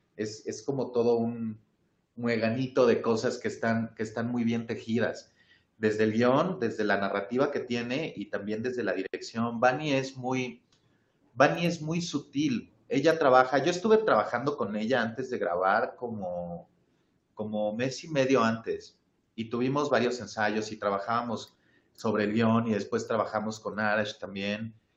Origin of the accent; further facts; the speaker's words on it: Mexico; una identidad como mexicanos